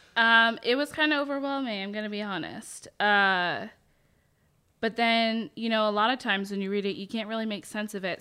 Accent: Kennebunkport, Maine, United States; born or raised there; moved away as an adult; also born or lived in Boston, Massachusetts / Washington State; now in Texas, United States

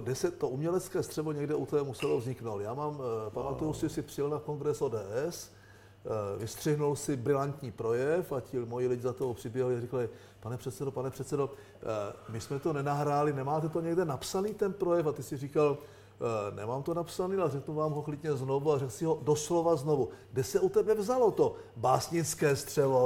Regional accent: Czechia; my jako Češi

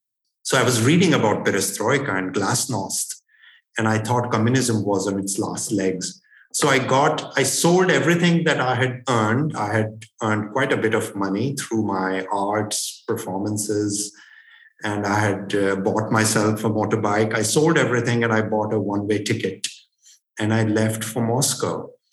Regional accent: Limassol, Limassol District, Cyprus; also born or lived in India; So the second best thing was I came back to my hometown of Limassol. And I don't think I enjoyed being in Cyprus as much as I did during the pandemic.

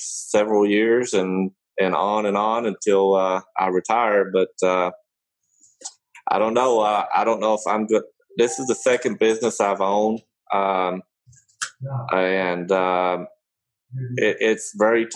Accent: Kentucky, United States; also born or lived in Germany; I grew up in Kentucky

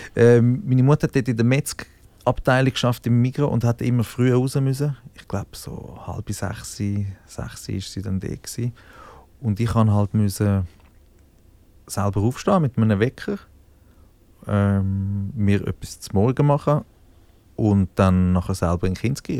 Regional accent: Zürich Oberland, Zurich, Switzerland

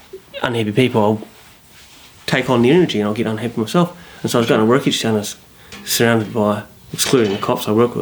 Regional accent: Christchurch, Canterbury, New Zealand; moved away; also born or lived in Auckland; I'm from Christchurch originally

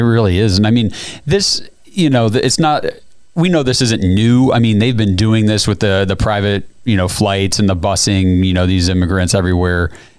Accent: United States; as an American citizen

